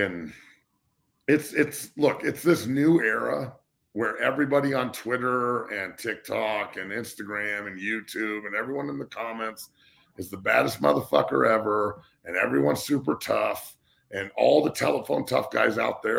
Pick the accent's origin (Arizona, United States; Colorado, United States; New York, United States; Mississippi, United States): Colorado, United States; Denver; I love watching the Nuggets as much as I do, and I'm so glad they're in my hometown